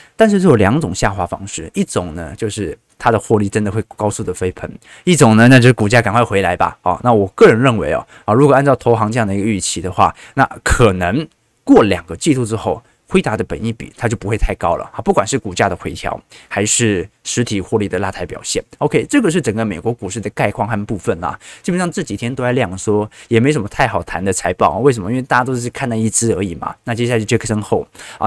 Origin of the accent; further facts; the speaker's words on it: Taiwan; 但是我是台湾人